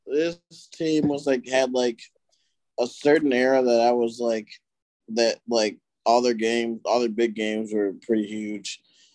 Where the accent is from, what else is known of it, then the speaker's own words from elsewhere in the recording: Aurora, Illinois, United States; my hometown in Aurora